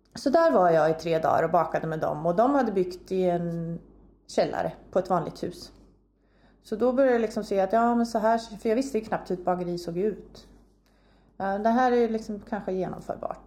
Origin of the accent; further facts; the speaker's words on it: near Linköping, Östergötland, Sweden; moved away as an adult; also born or lived in Uppsala; Jag är uppväxt en mil härifrån ungefär